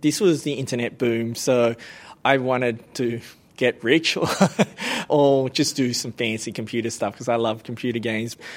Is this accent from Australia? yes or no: yes; Blacktown, New South Wales, Australia; also born or lived in Cambodia / Bankstown; growing up in Blacktown was that there were not many people from Southeast Asia li-, living in Blacktown at the time